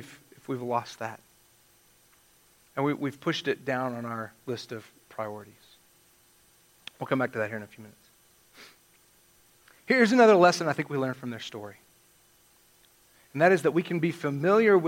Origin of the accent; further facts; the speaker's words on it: West Texas, United States; now in Alamogordo, United States; I'm from West Texas